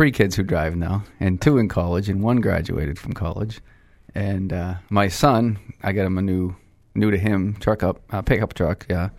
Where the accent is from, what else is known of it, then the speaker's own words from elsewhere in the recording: Lowell, Massachusetts, United States; also born or lived in Manchester, New Hampshire (father's family); I came from the Greek section of Lowell